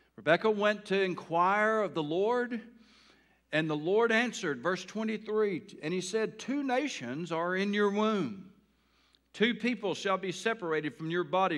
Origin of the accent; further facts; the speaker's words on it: Taylor, United States; I grew up in a town called Taylor